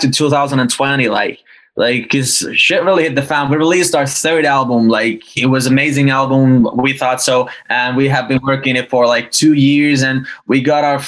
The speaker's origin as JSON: {"language": "English", "town": "Oulu", "region": "North Ostrobothnia", "country": "Finland", "tie": "born or raised there", "said": "our hometown in Northern Finland. It's a smaller town called Oulu"}